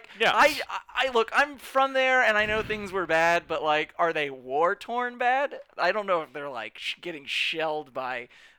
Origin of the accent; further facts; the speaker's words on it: New Orleans, Louisiana, United States; also born or lived in Toronto; he's also represented by my hometown guy